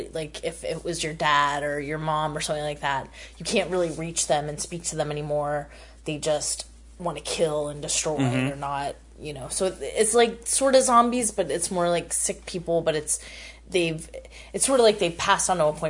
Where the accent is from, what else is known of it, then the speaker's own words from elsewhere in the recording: United States; You know, being an American, it's impossible to go anywhere without seeing people, really.